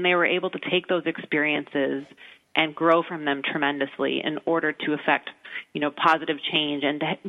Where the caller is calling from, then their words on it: Chicago, Illinois, United States; So I'm actually calling from Chicago, where I think it's like negative 25 degrees with the wind chill today.